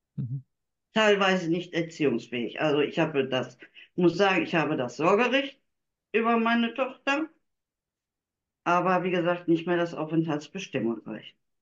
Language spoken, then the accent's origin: German; Germany